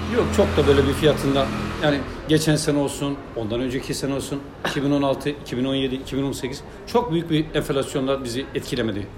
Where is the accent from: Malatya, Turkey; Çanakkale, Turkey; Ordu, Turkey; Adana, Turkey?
Malatya, Turkey; also born or lived in Kadıköy, Istanbul; now in Istanbul, Turkey; ben Malatyalıyım. Benim memleketimin e, en büyük gelir kaynağı tütüncülük.